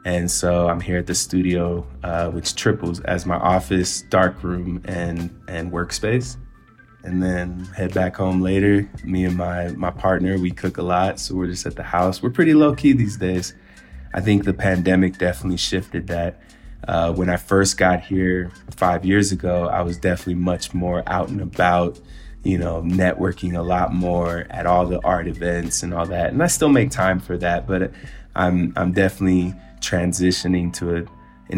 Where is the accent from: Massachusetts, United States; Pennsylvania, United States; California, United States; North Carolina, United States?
California, United States; Richmond; moved away as an adult; now in Mexico City, Mexico; growing up in Richmond, it's like the first time I got held up at gunpoint, I was 12